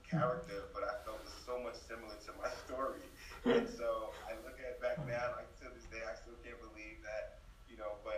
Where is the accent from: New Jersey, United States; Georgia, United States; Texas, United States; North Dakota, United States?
New Jersey, United States; North; I was born and raised in North New Jersey, here in the U.S.